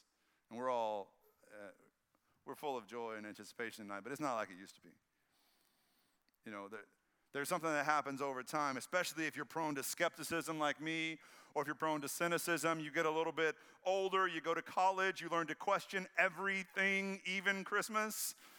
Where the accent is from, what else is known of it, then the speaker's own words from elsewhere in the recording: the Bible Belt, United States; Because I was raised in the Bible Belt, like many of y'all. I was raised in a conservative church.